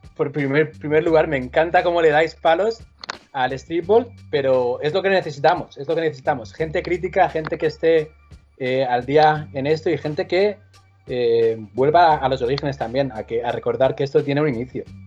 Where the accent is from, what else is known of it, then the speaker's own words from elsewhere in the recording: Manresa, Catalonia, Spain; moved away; Yo soy de Manresa y sí tenía unos cuantos amigos en Manresa con los que jugaba en la calle